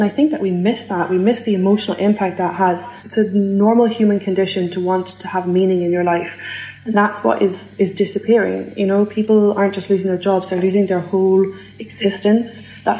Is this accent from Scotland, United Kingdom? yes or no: yes; Scotland, United Kingdom; And BIFAB being open, because I'm from Fife, means I get to tuck my 7-year-old son into bed every night.